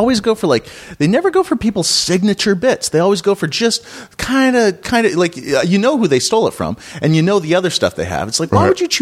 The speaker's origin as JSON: {"language": "English", "town": "Kelowna", "region": "British Columbia", "country": "Canada", "tie": "born or raised there", "also_born_or_lived": "Los Angeles, United States", "accent": "Canadian", "moved": "as an adult", "lives_now": "London, United Kingdom", "said": "I grew up in Canada"}